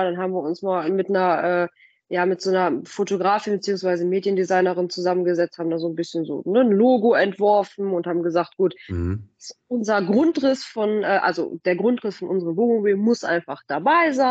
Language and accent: German; Paderborn, North Rhine-Westphalia, Germany; Also, wir sind beide hier in Paderborn groß geworden.